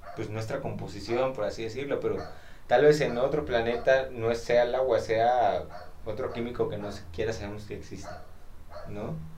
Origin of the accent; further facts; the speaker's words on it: Xalapa, Veracruz, Mexico; nací aquí en Jalapa